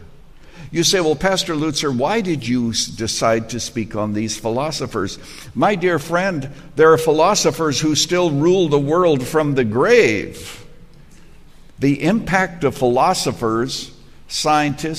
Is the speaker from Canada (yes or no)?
yes; Canada; moved away as an adult; When I was growing up in Canada